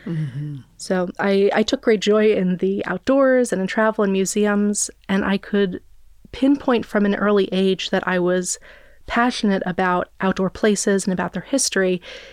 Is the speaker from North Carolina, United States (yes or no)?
no; New York, United States; And finally, I grew up near New York City, so I spent a good deal of time in museums as a child as well.